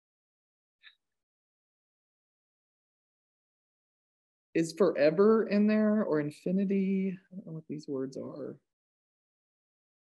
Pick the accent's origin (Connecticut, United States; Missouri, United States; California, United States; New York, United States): California, United States; now in Oklahoma, United States; I am from California